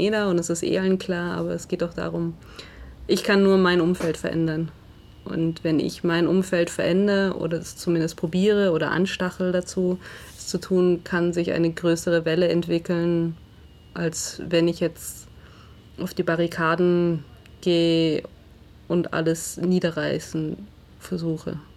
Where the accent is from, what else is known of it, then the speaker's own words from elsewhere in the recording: Southern Germany, Germany; Also ich komme ja aus Süddeutschland oder Deutschland ist ja eine Fußballnation.